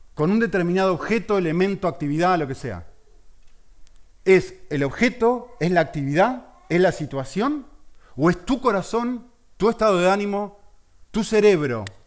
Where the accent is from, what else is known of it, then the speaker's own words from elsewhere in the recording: Argentina; Yo que soy argentino y que es mi país que está ahí representado